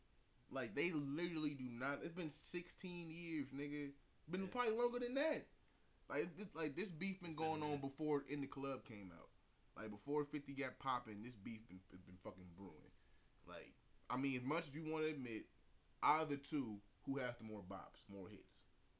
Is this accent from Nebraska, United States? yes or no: no; New York City, New York, United States; So I'm from New York, New York. This is how we do.